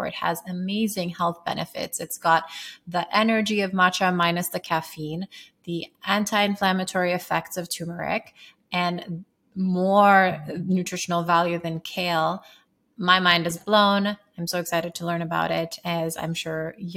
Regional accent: Sierra Leone; So I grew up in Sierra Leone, West Africa. I'm half Sierra Leonean.

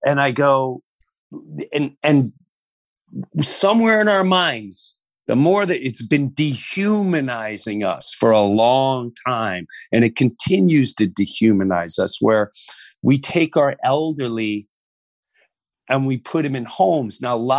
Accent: New York, United States; I remember growing up in Long Island and it was all about, it was still a village mentality.

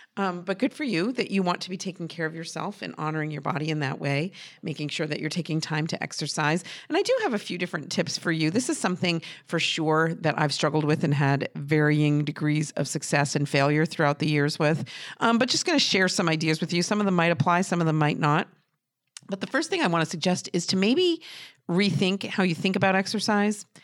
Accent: New Hampshire, United States; I'm from New Hampshire and I don't talk like

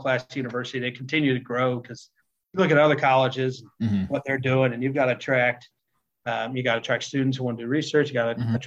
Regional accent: Maryland, United States; moved away as an adult; also born or lived in Indiana; I grew up in Maryland.

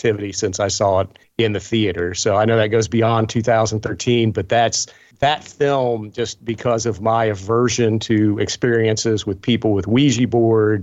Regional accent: Appalachia, United States; I grew up in Appalachia

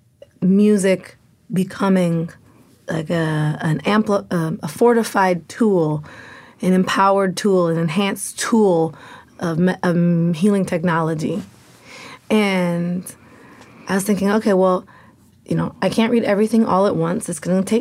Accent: Portland, Oregon, United States; I'm from Portland, Oregon.

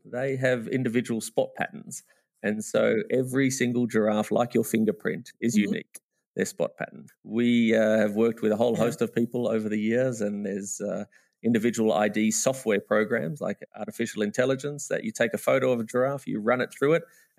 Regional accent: Australia; now in Namibia; because I'm an Australian by trade, but living in Namibia.

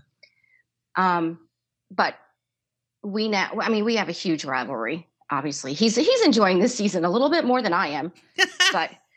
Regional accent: Boston, Massachusetts, United States; now in Southern Maryland, United States; my hometown

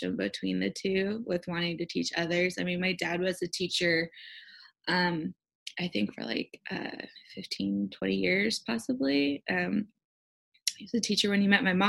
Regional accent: Southern California, United States; I actually grew up in Southern California

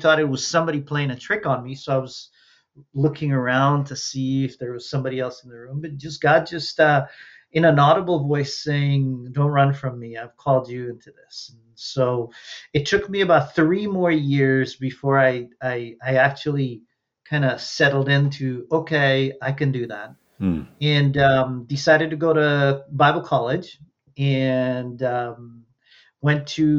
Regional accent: Trinidad & Tobago; moved away as an adult; now in United States; grew up in Trinidad and Tobago in the Caribbean, the very last island of the Caribbean chain

